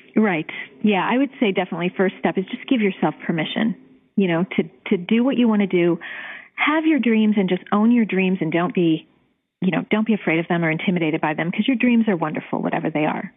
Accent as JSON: {"language": "English", "town": "Cleveland", "region": "Ohio", "country": "United States", "also_born_or_lived": "Chicago", "moved": "as an adult", "said": "I am from Cleveland and I went to college and medical school in Cleveland years ago"}